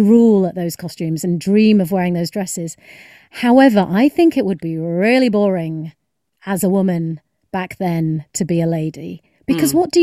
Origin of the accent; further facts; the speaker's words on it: United Kingdom; as a British person who has been to America a few times